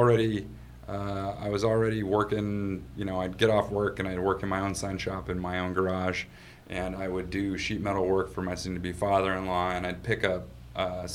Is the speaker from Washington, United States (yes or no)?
yes; Aberdeen, Washington, United States; I grew up on the West Coast. I grew up in Aberdeen, Washington.